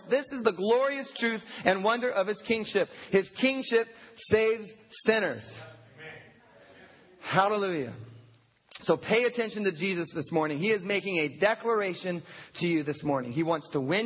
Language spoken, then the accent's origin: English; United States; as an American Christian in the year 2013